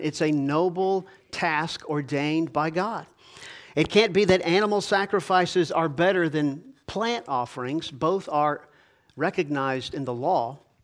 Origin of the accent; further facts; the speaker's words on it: Georgia, United States; I grew up in Georgia.